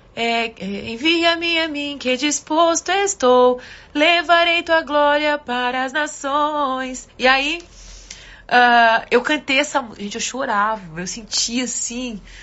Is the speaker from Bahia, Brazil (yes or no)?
no; Manaus, Amazonas, Brazil; Manaus, eu sou de Manaus